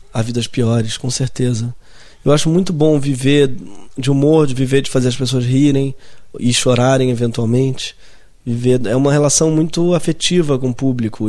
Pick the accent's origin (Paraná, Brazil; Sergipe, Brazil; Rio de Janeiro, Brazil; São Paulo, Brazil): Rio de Janeiro, Brazil; Eu sou da Zona Sul, nascido e criado na Zona Sul